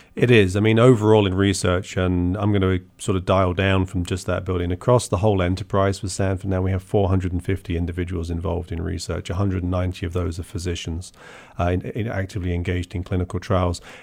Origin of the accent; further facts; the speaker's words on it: Portsmouth, South East England, United Kingdom; moved away as an adult; also born or lived in University of Bath; now in United States; I grew up in Portsmouth